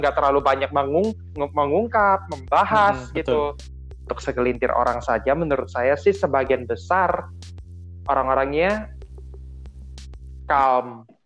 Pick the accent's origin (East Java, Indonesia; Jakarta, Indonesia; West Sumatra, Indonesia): Jakarta, Indonesia; sedangkan saya jelasin kalau saya tuh dari